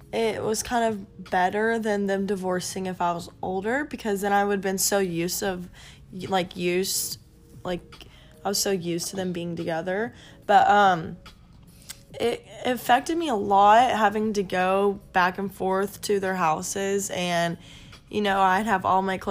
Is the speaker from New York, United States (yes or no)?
no; Flower Mound, Texas, United States; I grew up in Dallas, Texas. I lived in Flower Mound